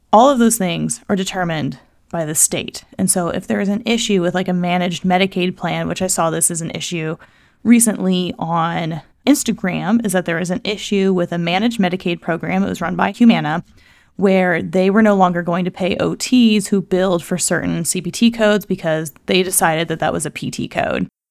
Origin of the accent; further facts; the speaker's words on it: Missouri, United States; the state of Missouri, which is my hometown